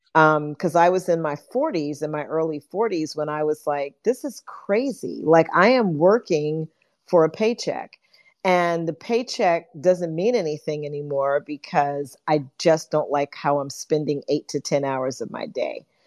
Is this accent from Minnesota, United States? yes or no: no; New York City, New York, United States; born and raised in New York City as a, as a kid during the civil rights movement